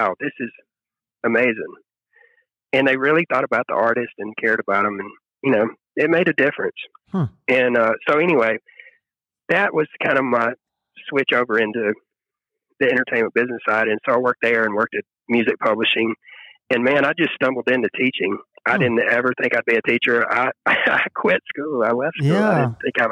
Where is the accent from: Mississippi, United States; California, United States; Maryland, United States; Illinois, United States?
Mississippi, United States; the Mississippi Delta, United States; also born or lived in Memphis, Tennessee; now in Nashville, United States; I grew up, I'm from the Delta in Mississippi